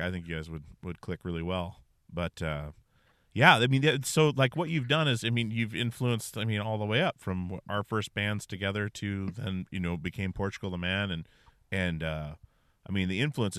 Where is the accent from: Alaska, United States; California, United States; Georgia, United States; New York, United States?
Alaska, United States; Wasilla; So we're from Alaska